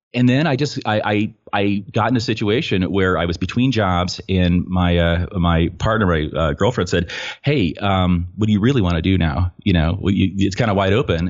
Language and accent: English; Petaluma, California, United States; I'm from Petaluma, California, and what you may or may not know about Petaluma, uh, we're north of San Francisco a little bit